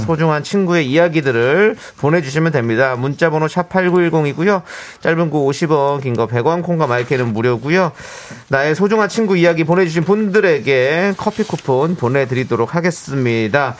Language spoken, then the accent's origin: Korean; Gajwa-dong, Seo-gu, Incheon, South Korea; 서구 가자동